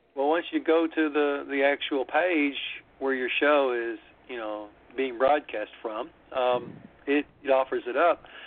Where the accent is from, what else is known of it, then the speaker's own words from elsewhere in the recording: Monette, Arkansas, United States; now in Memphis, United States; I actually grew up in Arkansas, uh, but I've lived in Memphis now. Uh, actually, I guess more years than I did there.